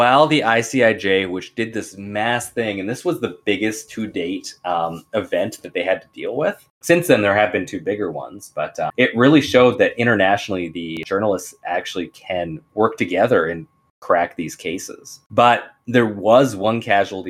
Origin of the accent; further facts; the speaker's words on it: Canada; As a Canadian